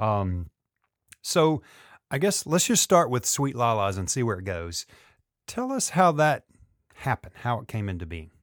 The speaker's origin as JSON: {"language": "English", "town": "Memphis", "region": "Tennessee", "country": "United States", "tie": "born or raised there", "said": "… and I grew up in Memphis"}